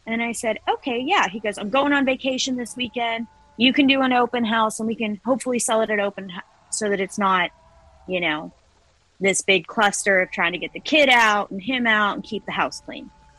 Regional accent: Elizabeth, Colorado, United States; I grew up out there. So that's kind of my hometown area

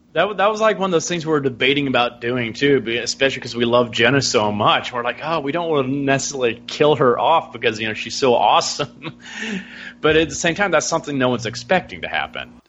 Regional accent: Alabama, United States; born and bred in Alabama.

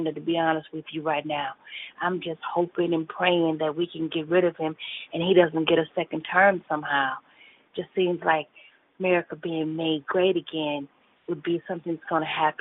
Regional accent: Illinois, United States; my home state of Illinois

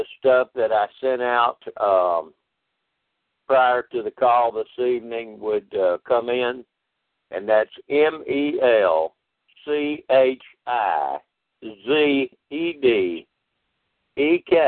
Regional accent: DeRidder, Louisiana, United States; my hometown in DeRidder

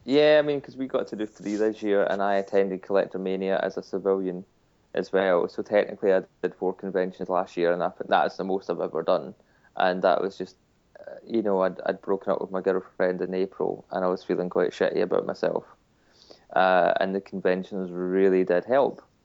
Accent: United Kingdom; we're British

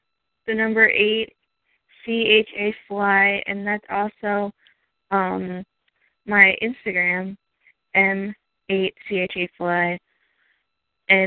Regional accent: New Jersey, United States; I'm from New Jersey

